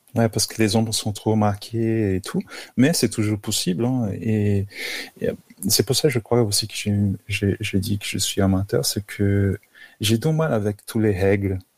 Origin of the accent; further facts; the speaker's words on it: Brazil; accent: Brazilian; French is a second language; also born or lived in São Paulo, Brazil; now in Paris, France; c'est pour ça mon accent, je suis brésilien